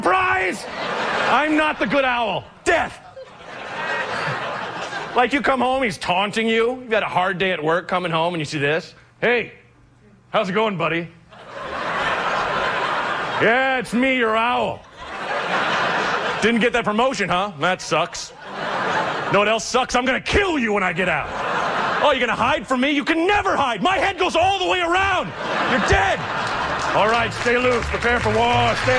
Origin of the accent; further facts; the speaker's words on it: Oregon, United States; I'm from Oregon.